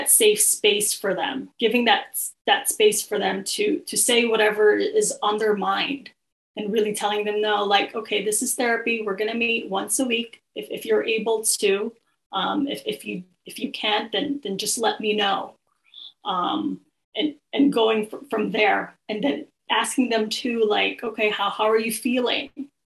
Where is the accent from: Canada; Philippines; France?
Philippines; I usually start with, oh, I'm Filipino.